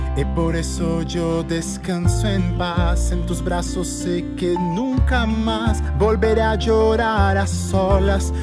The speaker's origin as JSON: {"language": "Spanish", "region": "Rio de Janeiro", "country": "Brazil", "tie": "born or raised there", "first_language": "Portuguese", "second_language": "Spanish"}